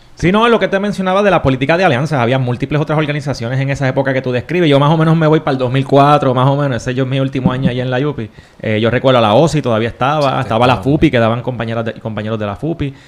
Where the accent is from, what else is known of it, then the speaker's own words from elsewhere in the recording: Caguas, Puerto Rico; yo soy de Cagua, yo estudié en la escuela Gautier Benítez